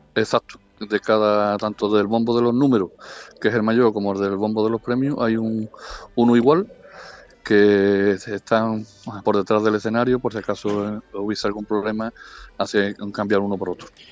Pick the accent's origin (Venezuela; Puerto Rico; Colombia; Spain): Spain; Ubrique, Andalusia; mi pueblo de Ubrique